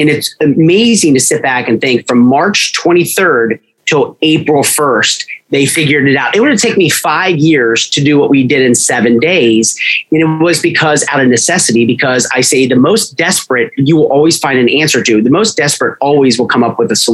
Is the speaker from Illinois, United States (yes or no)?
yes; Naperville, Illinois, United States; I'm an Illinois guy. I was born in Naperville